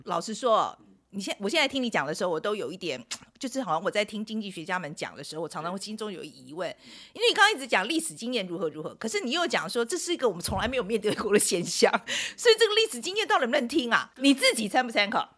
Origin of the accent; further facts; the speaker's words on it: Taiwan; 毕竟我是台湾人